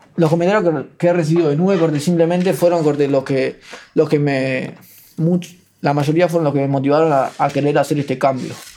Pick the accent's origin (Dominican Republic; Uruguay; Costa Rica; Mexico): Uruguay; Ciudad de la Costa, Canelones; also born or lived in Paso Carrasco; yo nací en Paso Carrasco y a los 4 o 5 años mi familia pateó una puerta en Lago Mar, que es ahí en Ciudad de la Costa